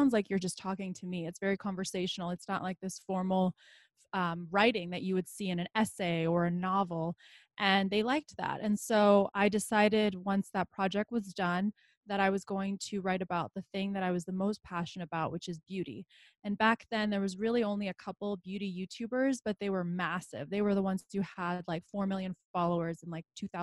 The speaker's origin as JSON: {"language": "English", "town": "Los Angeles", "region": "California", "country": "United States", "tie": "born or raised there", "also_born_or_lived": "Bosnia / Philadelphia, Pennsylvania", "first_language": "Bosnian", "moved": "as an adult", "lives_now": "Tucson, United States", "said": "So we ended up moving to LA. And that's really where I considered home and where I grew up, because that was the longest place I'd ever lived"}